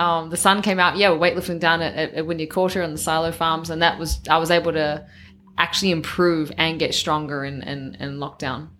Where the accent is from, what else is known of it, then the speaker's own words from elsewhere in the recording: New Zealand; growing up in New Zealand, you're always around farms